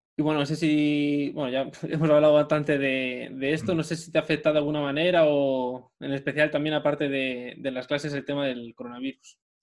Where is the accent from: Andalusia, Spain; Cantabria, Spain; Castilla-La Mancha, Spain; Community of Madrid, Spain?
Community of Madrid, Spain; Madrid; moved away; yo soy de Madrid, toda mi familia está en Madrid